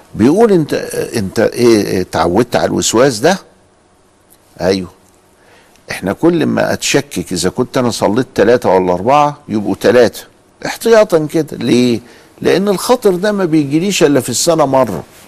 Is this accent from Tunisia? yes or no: no; Egypt; عندنا في مصر